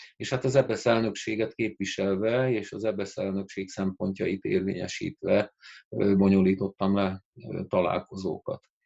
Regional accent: Győr, Győr-Moson-Sopron, Hungary; angol tagozatos gimnáziumba jelentkeztem Győrben, szülővárosomban

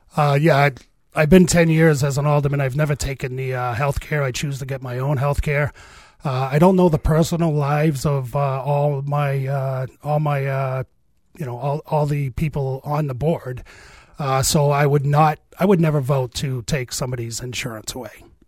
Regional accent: Manchester, New Hampshire, United States; I was born and raised in Manchester.

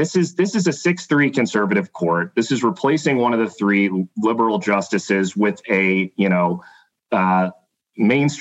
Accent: Illinois, United States; my home state senator, Senator Durbin.

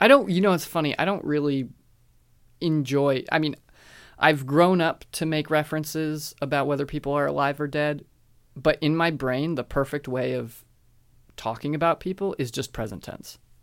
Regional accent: United States; me as an American, I was definitely socialized that way

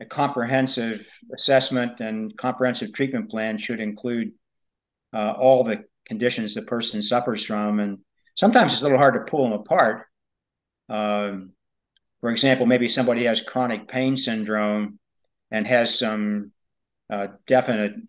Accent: Pennsylvania, United States; now in Louisville, United States; I wrote some of it in Pennsylvania, in my hometown, where the book actually takes place.

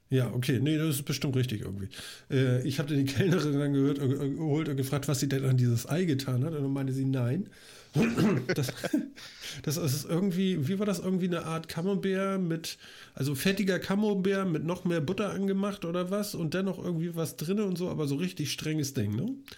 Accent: Hamburg, Germany; als Hamburger

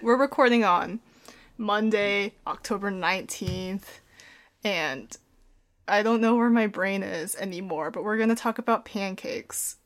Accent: Portland, United States; he moved her up to Portland, where I was born

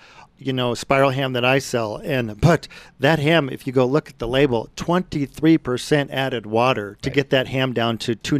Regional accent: Brighton, Colorado, United States; That was the biggest group we ever did on the farm I grew up in Brighton.

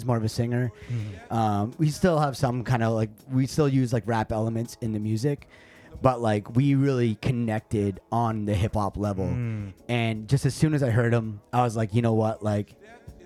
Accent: Thunder Bay, Ontario, Canada; moved away as an adult; also born or lived in Toronto area, Ontario; now in Japan; I moved back home to my hometown

